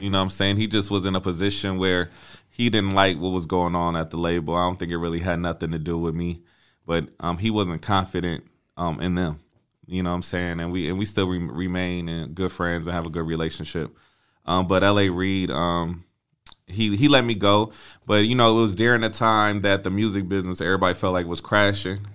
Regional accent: Flint, Michigan, United States; moved away as an adult; also born or lived in Atlanta, Georgia; I'm originally from Flint, Michigan

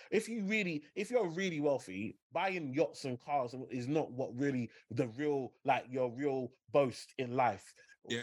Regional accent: London, United Kingdom; Growing up in Limehouse, you know, you share a postcode with Canary Wharf, so E14

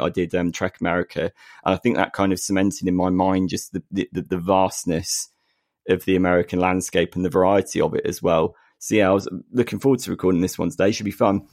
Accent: United Kingdom; we are two British blokes

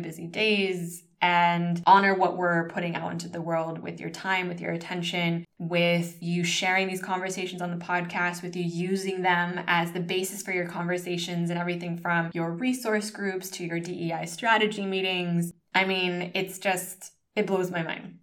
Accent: United States; moved away as an adult; now in Spain; growing up as a first generation Filipino American in the United States daughter of immigrants

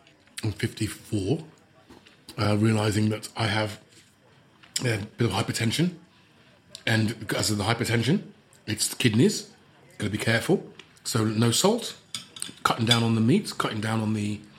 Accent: Birmingham, West Midlands, United Kingdom; I'm a Brummie, and you've taken me to a posh restaurant, so I'm going to finish everything.

